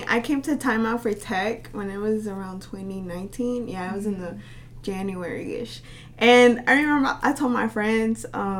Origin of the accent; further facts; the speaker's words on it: Little Rock, Arkansas, United States; we're both from Little Rock